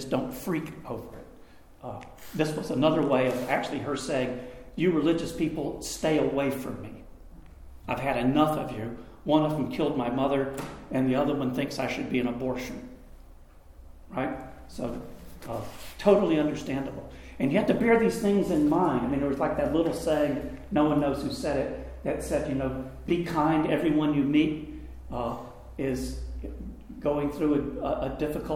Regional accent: Greenville, South Carolina, United States; I was playing guitar at a coffee house in my hometown. I'm in my senior year of high school. And you got to know Greenville, South Carolina, is where Bob Jones University is

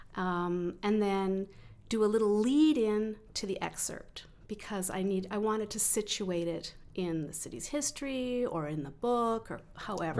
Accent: Calgary, Alberta, Canada; also born or lived in Vancouver; I grew up in the Southwest suburbs in the sixties

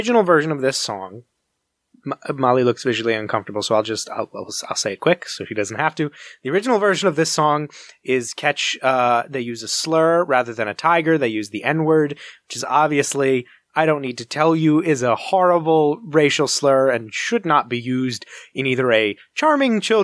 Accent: United States; we as a culture, as an American culture

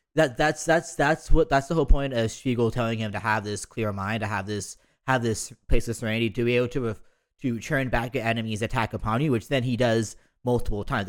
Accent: San Francisco, California, United States; I was born in the Mission

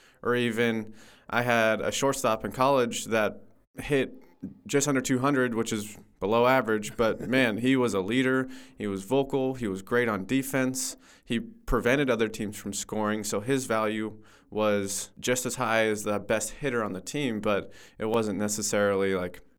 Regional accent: Mission Viejo, California, United States; I grew up in Mission Viejo, just the next city over

